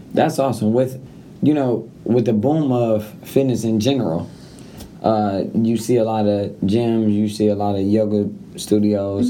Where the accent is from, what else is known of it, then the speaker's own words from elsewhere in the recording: Detroit, Michigan, United States; I come from Detroit